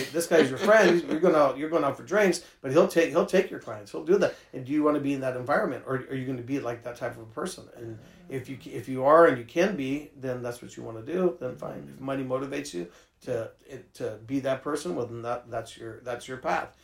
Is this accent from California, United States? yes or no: yes; San Francisco, California, United States; I grew up in San Francisco